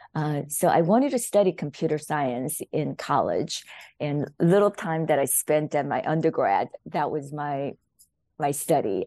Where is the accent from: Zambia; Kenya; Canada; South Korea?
South Korea; born or raised there; English is a second language; moved away as an adult; now in United States